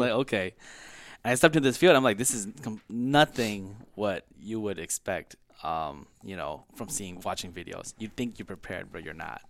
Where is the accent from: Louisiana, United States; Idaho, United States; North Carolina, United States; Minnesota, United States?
Minnesota, United States; Brooklyn Park; also born or lived in California; I was born in California. I came here, uh, when I was three with my parents, uh, moved to North Minneapolis and then kinda settled in Brooklyn Park